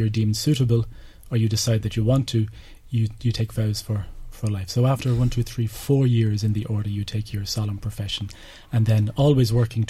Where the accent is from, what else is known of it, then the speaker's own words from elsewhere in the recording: Drogheda, County Louth, Ireland; I'm from the Cord Road.